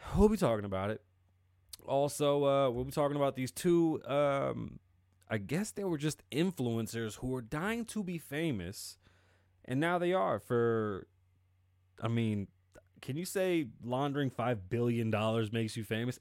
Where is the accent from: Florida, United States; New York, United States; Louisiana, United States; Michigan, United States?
New York, United States; New York City; I am Puerto Rican and I'm from the Bronx